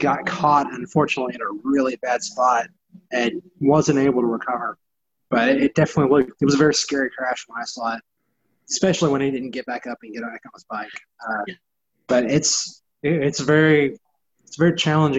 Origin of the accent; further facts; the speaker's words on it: Texas, United States; I'm from Texas